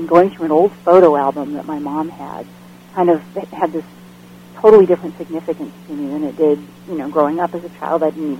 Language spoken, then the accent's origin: English; Bellevue, Nebraska, United States; also born or lived in California; And then we moved from there to California, and I spent most of my childhood years in Nebraska, in Bellevue, which is just outside of Omaha, along the river